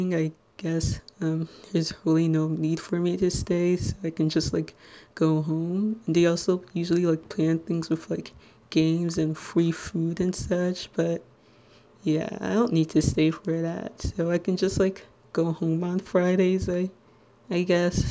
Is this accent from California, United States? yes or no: no; Little Ferry, New Jersey, United States